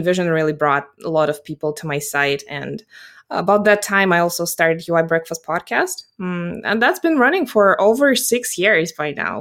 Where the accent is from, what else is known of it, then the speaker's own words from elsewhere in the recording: Russia; English is a second language; also born or lived in South Carolina / New York City; I'm based geographically in Russia, and I'm actually Russian by origin